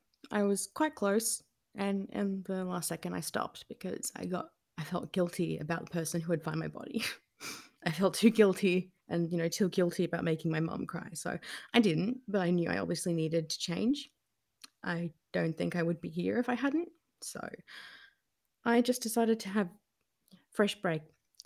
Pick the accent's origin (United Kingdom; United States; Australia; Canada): Australia; New South Wales; moved away as an adult; also born or lived in Campbelltown / Wollongong; now in Melbourne, Australia; Well, so I was born in Campbelltown, but when I was around 10 or so, we moved to the south coast of New South Wales. You know, I then moved for uni to Wollongong a bit later on. And, you know, I moved to Melbourne in 2018